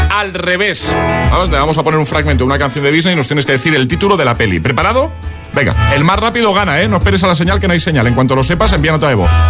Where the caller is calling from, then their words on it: Granada, Andalusia, Spain; buenos días, agitadores. Soy … de Granada.